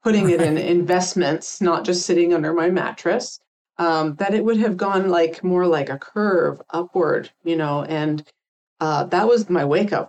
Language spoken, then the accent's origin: English; Canada; moved away as an adult; now in United States; I came from Canada originally, came down here to work.